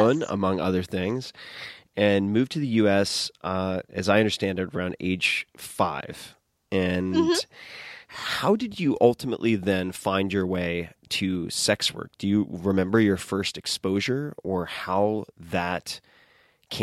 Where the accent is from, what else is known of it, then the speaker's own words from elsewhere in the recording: Suffolk County, Long Island, New York, United States; I grew up in Long Island.